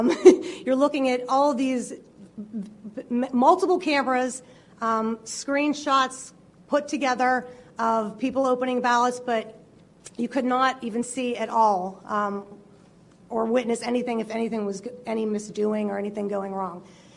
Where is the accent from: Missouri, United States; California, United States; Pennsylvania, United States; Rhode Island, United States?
Pennsylvania, United States; Pittsburgh; I appreciate that I'm here today. Thank you all for having me here today. I'm from Pittsburgh, Pennsylvania